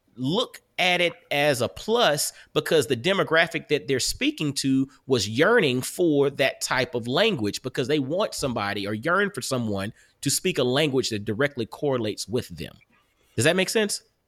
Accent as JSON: {"language": "English", "town": "Augusta", "region": "Georgia", "country": "United States", "moved": "yes", "lives_now": "Knoxville, United States", "said": "I'm from Augusta, Georgia"}